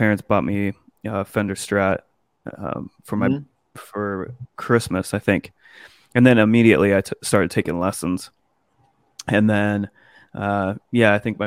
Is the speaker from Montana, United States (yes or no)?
yes; Montana, United States; moved away; back home from Montana where I'm from.